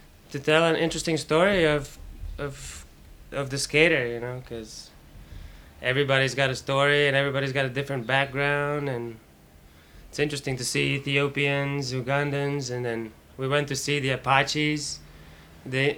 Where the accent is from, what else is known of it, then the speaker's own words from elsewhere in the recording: Latvia; growing up in Latvia, learning how to skate, going skating every day